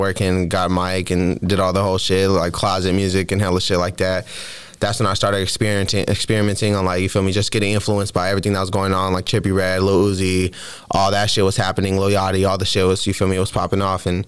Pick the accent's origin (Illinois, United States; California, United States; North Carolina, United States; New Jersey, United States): California, United States; San Jose; I was growing up in San Jose